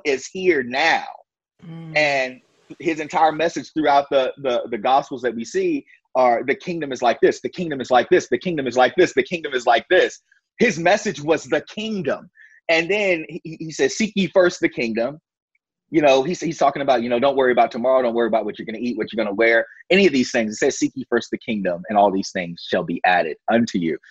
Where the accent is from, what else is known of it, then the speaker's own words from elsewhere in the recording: Virginia, United States; I grew up in the Bible Belt of Virginia, in Brooknell, Virginia